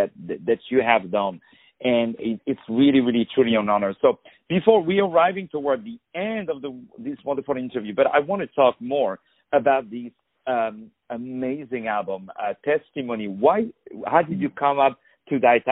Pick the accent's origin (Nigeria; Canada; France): France; Paris, Île-de-France; English is a second language; as you can hear with my terrible accent, I was born in Paris, in France